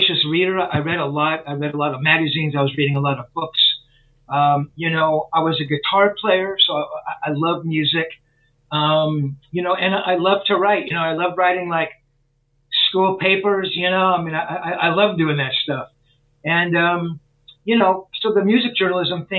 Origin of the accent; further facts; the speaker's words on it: United States; I'm a journalist from the States